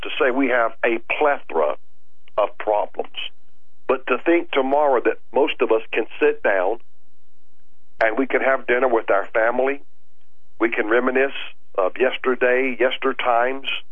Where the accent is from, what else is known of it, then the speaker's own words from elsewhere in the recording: United States; I'm glad I was born in America